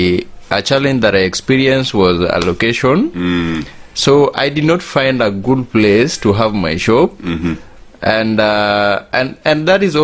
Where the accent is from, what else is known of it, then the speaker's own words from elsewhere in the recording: Kenya; also born or lived in Kisumu; I am a Kenyan. I live in Kisumu.